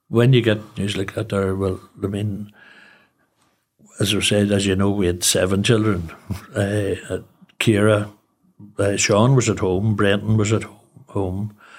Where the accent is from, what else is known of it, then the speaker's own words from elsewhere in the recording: Newry, Northern Ireland, United Kingdom; also born or lived in Belfast; I'm from Newry, obviously born and bred.